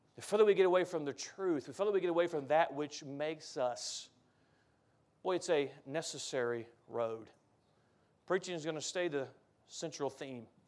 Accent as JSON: {"language": "English", "country": "United States", "said": "As an American"}